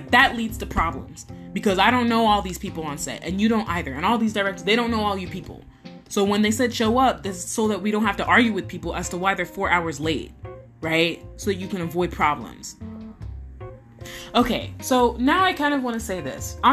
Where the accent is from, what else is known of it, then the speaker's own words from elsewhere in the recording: United States; I'm obviously American